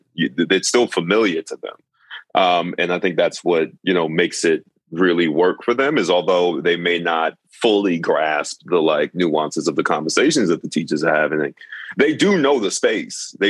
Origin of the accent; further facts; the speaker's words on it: New York, United States; I'm from New York